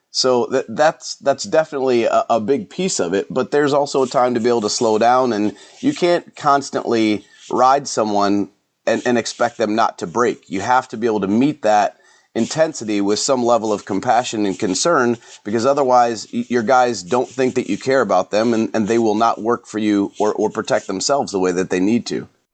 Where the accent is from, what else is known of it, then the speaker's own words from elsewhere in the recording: Elyria, Ohio, United States; also born or lived in Lorain, Ohio; I grew up over in Elyria and Lorraine area